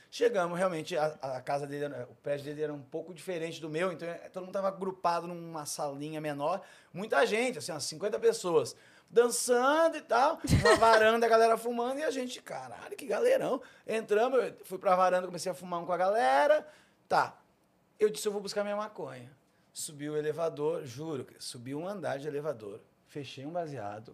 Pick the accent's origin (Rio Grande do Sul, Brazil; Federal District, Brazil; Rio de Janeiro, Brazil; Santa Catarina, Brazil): Rio Grande do Sul, Brazil; Esteio; moved away as an adult; now in São Paulo, Brazil; Eu nasci em Esteio, perto de Porto Alegre, no Rio Grande do Sul.